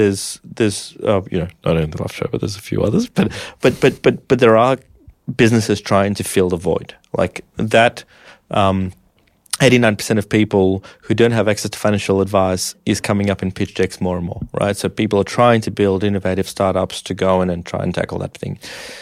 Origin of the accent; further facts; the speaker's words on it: Russia; born there; I was born in Russia in the 90s. Well, I was born in the 80s, but, you know.